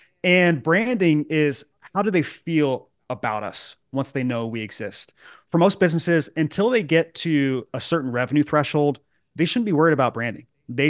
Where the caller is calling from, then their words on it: Charlotte, North Carolina, United States; I'm at my home office in Charlotte, North Carolina.